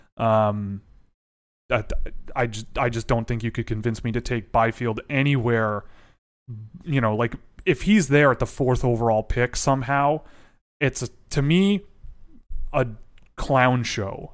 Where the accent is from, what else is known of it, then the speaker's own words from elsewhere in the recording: Toronto, Ontario, Canada; I was born in Toronto. I was raised in Toronto.